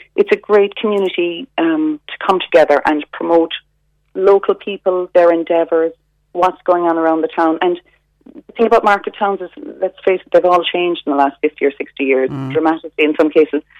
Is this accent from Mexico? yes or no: no; Dunmanway, Munster, Ireland; Dunmanway is my hometown, and I'm very proud of it. I'm proud to be from Dunmanway